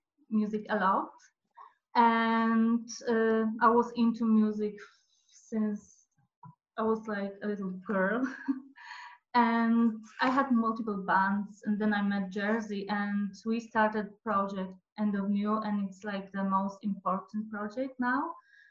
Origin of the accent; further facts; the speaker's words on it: Poland; now in Dublin, Ireland; I live in Dublin. I'm originally from Poland